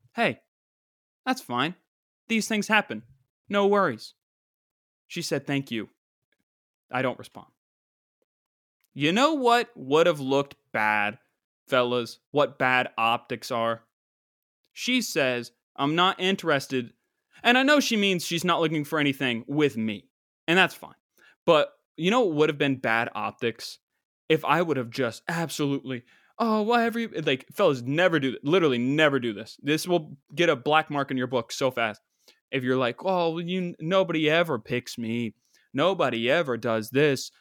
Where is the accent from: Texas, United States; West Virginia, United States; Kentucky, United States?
West Virginia, United States; my home state